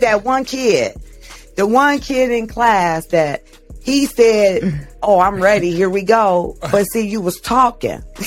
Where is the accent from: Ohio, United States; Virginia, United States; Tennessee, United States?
Ohio, United States; Canton; I'm from Canton, Ohio